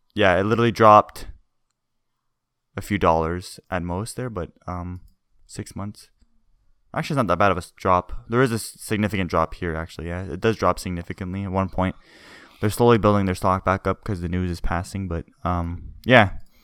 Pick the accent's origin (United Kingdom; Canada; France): Canada; we're Canadian.